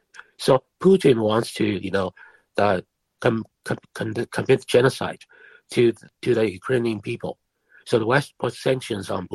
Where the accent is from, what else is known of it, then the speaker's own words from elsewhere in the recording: China; moved away; I came from China